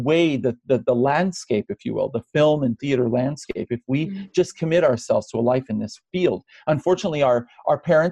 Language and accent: English; United States; Arab Americans